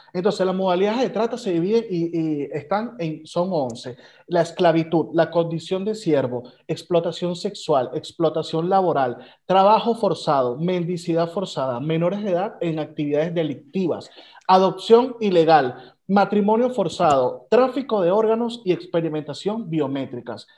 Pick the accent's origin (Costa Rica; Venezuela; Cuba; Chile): Venezuela; como venezolanos